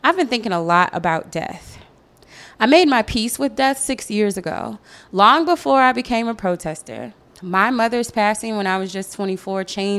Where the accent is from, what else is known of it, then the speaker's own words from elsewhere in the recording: Missouri, United States; my home state of Missouri